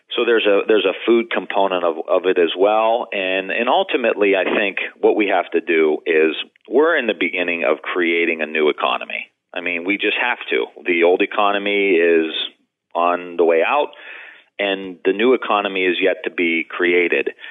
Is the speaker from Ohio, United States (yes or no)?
yes; Youngstown, Ohio, United States; I'm from Youngstown, Ohio